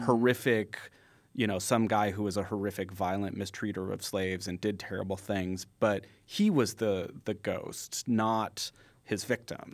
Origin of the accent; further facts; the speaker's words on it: San Jose, California, United States; I grew up in San Jose, California